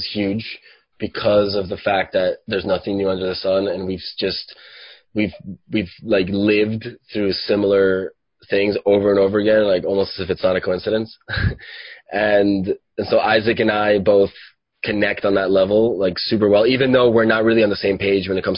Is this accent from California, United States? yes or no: no; Miami, Florida, United States; also born or lived in Venezuela; I'm from Venezuela, and I grew up in Miami. I moved here when I was like 7